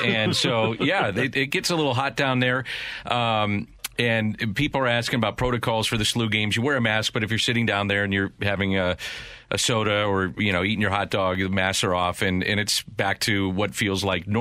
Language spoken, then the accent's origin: English; St. Louis, Missouri, United States; we're all from St. Louis and the surrounding area